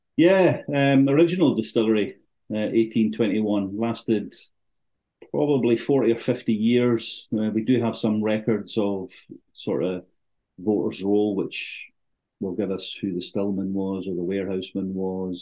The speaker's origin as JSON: {"language": "English", "town": "Thurso", "region": "Scotland", "country": "United Kingdom", "tie": "born or raised there", "said": "I was born and bred in Thurso, spent my formative years there"}